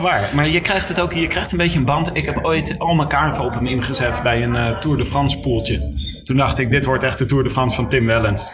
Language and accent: Dutch; Leiden, South Holland, Netherlands; ik kom zelf uit Leiden